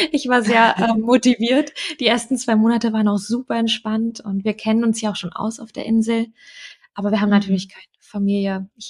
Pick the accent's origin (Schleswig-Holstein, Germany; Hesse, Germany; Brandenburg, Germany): Brandenburg, Germany; Ich komme aus der Nähe von Berlin ursprünglich.